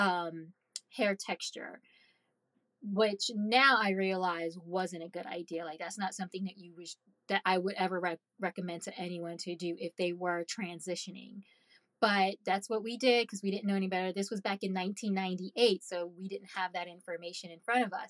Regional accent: Haiti; moved away; I'm Caribbean. I'm from Haiti.

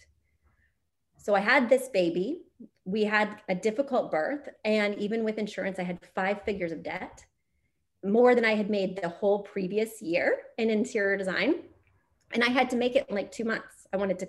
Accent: Missouri, United States; moved away; also born or lived in New York City; I'm from Missouri

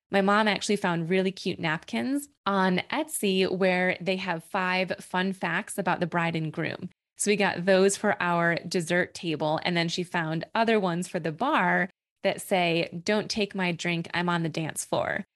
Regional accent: New York, United States; also born or lived in Boston; we actually have a local brewery here in my hometown

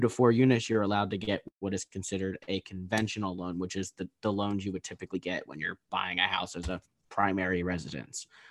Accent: East Coast, United States; We're both from the East Coast

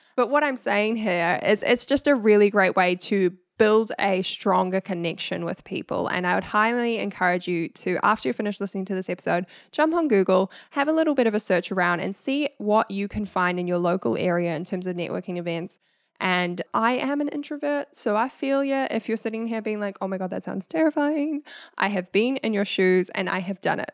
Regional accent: New Zealand; accent: Kiwi; my Kiwi accent

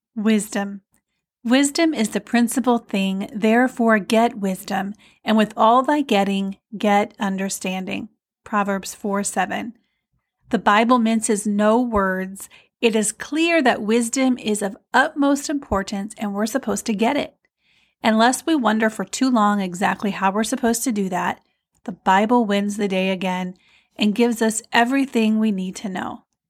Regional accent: Iowa, United States; moved away; I grew up in Iowa, but then I went away, and then I'm new to this area of Iowa

